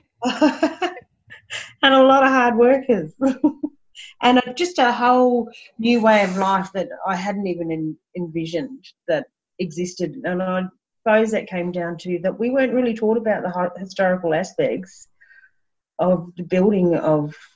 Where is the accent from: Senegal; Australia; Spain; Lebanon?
Australia; Brisbane, Queensland; also born or lived in Bribie Island; I grew up around Brisbane and Bribie Island and the beach and had horses